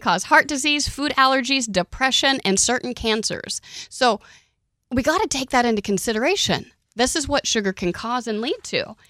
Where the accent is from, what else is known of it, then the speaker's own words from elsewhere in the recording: Oklahoma, United States; I grew up in Oklahoma